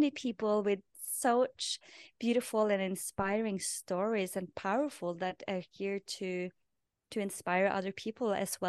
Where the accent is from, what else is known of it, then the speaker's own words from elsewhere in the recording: Norway; English is a second language; moved away as an adult; people that I interviewed in my past podcast or my previous podcast was people that had origin in my hometown. So it was naturally to do that in Norwegian because I was in Norway then.